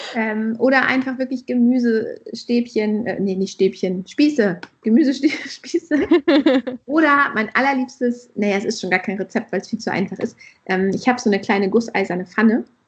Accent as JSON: {"language": "German", "region": "Hesse", "country": "Germany", "also_born_or_lived": "northern Germany", "moved": "yes", "said": "ich komme ja nicht ursprünglich aus dem Norden, ich bin ja eher aus Hessen"}